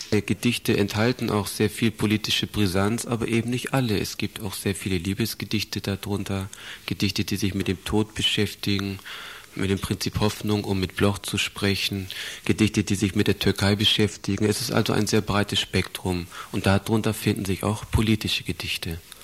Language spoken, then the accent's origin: German; Stade, Lower Saxony, Germany; moved away as an adult; also born or lived in Southern Germany; now in Bamberg, Germany; Ich bin 64 in Süddeutschland geboren, bin aufgewachsen im Norden dieser Republik, in Stade bei Hamburg.